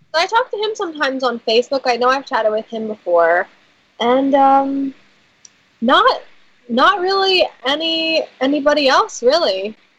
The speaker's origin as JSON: {"language": "English", "town": "Philadelphia", "region": "Pennsylvania", "country": "United States", "said": "I'm from Philadelphia."}